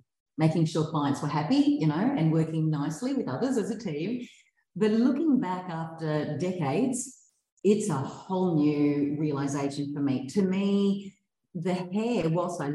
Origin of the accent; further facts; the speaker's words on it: Brisbane, Queensland, Australia; also born or lived in Hervey Bay; I grew up in Brisbane, but from my early high school years, so just turned 13, I think it was, my family moved to Hervey Bay